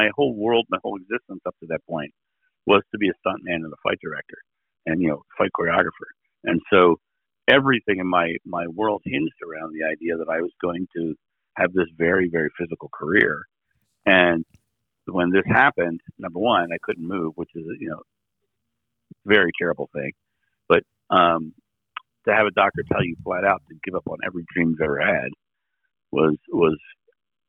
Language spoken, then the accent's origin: English; Rehoboth Beach, Delaware, United States; now in Akron, United States; I live in Akron, Ohio right now. I'm originally from Rehoboth Beach, Delaware.